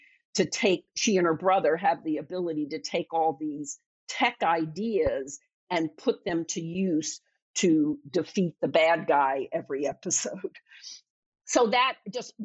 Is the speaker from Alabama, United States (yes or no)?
no; Philadelphia, Pennsylvania, United States; moved away as an adult; I'm from Philadelphia, and I went back to Philly and worked as a waitress